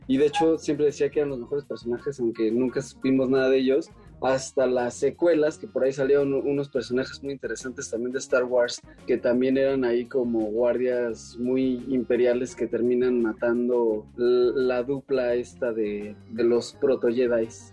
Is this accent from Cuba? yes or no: no; Mexico; also born or lived in Cuernavaca